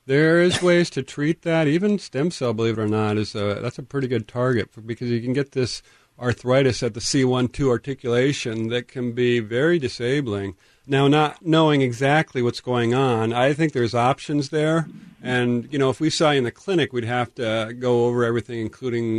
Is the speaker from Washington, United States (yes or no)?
yes; Tacoma, Washington, United States; I grew up in North Tacoma